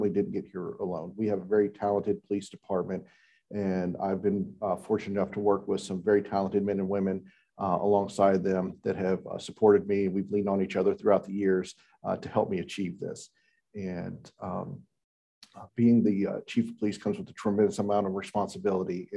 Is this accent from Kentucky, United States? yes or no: no; Houston, Texas, United States; moved away as an adult; also born or lived in Northern Virginia; now in Albemarle County, United States; I was actually born and raised in Houston, Texas, and joined the Army coming out of high school